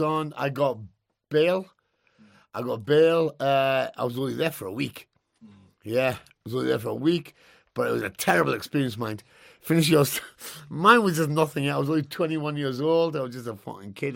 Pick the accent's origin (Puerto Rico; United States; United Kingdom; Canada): United Kingdom; Newcastle, North East England; I'm from Newcastle, just used to white lads